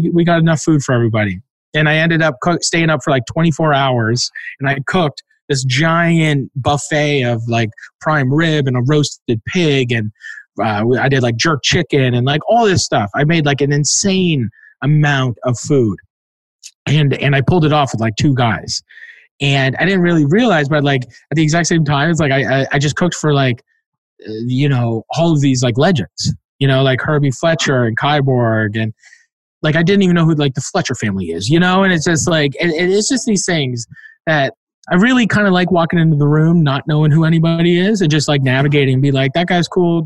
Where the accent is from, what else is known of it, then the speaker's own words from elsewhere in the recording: Canada; I grew up in Canada